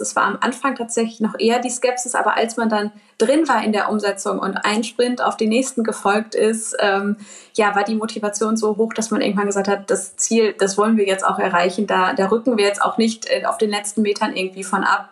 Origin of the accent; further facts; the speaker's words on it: Dortmund, North Rhine-Westphalia, Germany; Bin selbst auch gebürtige Dortmunderin und schon immer sehr stark äh, mit der Heimatstadt verwurzelt gewesen.